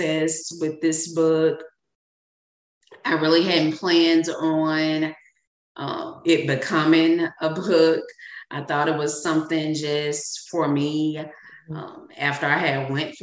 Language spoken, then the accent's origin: English; Arkansas, United States; I'm a Southern woman. I'm from Arkansas.